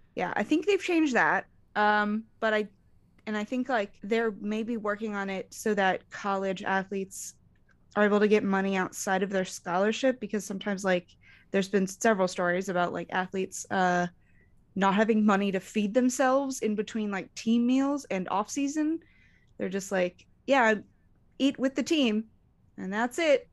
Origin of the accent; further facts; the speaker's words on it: Arizona, United States; I grew up in Arizona